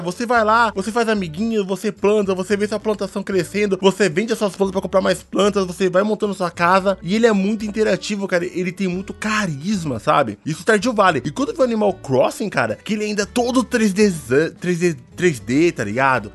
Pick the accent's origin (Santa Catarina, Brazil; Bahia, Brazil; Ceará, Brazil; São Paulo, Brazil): São Paulo, Brazil; Jardim Ângela; eu sou do Jardim Ângela